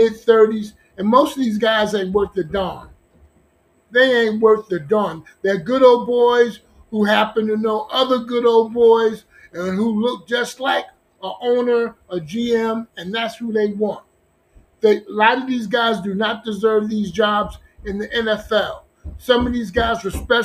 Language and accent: English; Newark, New Jersey, United States; I'm from New Jersey. Okay, Newark, New Jersey